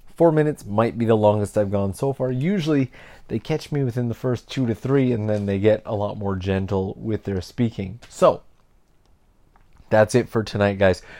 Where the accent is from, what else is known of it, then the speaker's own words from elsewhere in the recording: Canada; I'm from Canada. I grew up surrounded by people from other countries, all the way from elementary school